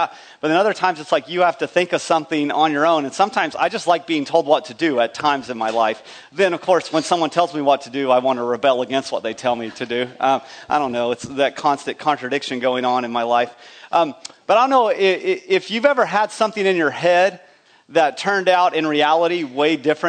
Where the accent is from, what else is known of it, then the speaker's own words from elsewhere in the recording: eastern New Mexico, West Texas, United States; moved away; I grew up in West Texas, eastern New Mexico